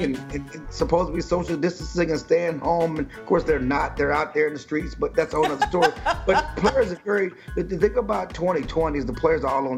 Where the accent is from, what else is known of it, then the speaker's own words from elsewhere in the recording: Texas, United States; I'm from Texas. I'm Texas born and bred.